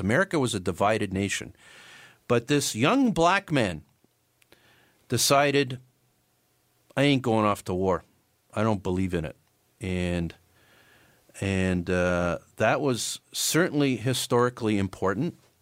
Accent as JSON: {"language": "English", "country": "Canada", "said": "being Canadian"}